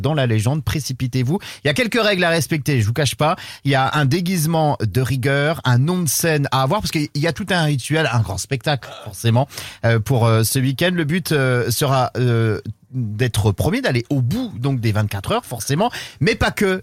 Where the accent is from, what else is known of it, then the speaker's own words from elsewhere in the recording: Brittany, France; chez nous en Bretagne